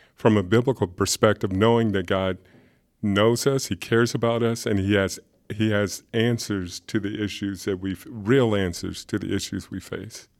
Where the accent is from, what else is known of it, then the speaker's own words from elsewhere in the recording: Alexandria, Virginia, United States; also born or lived in upstate New York; now in Augusta, United States; I grew up in Alexandria, Virginia. and spend most of my life in upstate New York